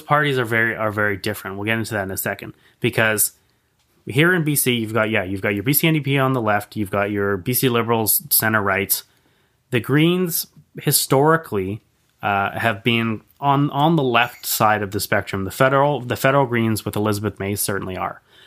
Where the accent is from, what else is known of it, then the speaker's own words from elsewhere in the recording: Victoria, British Columbia, Canada; I'm, I'm born and raised in Victoria.